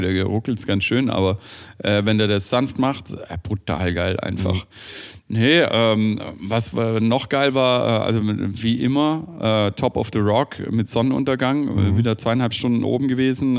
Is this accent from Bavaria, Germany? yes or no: no; Stuttgart, Baden-Württemberg, Germany; als äh, Stuttgarter